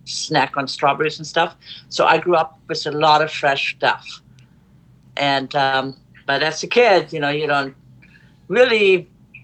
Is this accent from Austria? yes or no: no; Germany; English is a second language; moved away as an adult; also born or lived in Oregon; now in United States; I was born and raised in Germany on an island in the North Sea